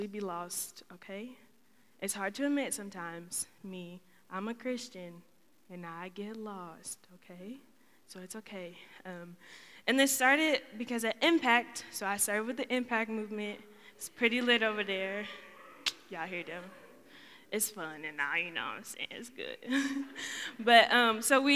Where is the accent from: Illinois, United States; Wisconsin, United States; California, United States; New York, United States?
Illinois, United States; Schaumburg; moved away as an adult; now in Muncie, United States; I'm originally from Schaumburg, Illinois